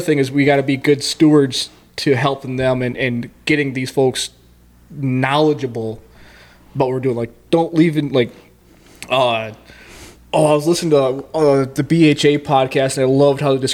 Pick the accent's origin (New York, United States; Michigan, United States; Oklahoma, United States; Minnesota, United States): New York, United States; Lake Ontario; now in Arizona, United States; I grew up on Lake Ontario.